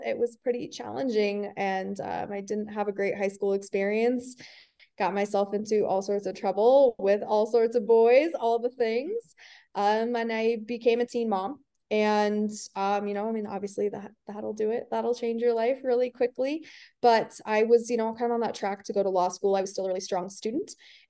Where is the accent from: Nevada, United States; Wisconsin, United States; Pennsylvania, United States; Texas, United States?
Nevada, United States; Reno; also born or lived in California; I'm from Reno, Nevada, and okay. I'm still here. I lived in California for a while, but I'm back now, back in my hometown